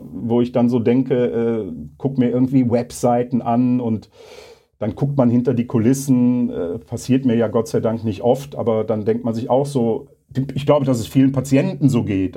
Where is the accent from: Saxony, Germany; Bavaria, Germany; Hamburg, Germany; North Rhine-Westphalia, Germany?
North Rhine-Westphalia, Germany; Leverkusen; in meiner Heimatstadt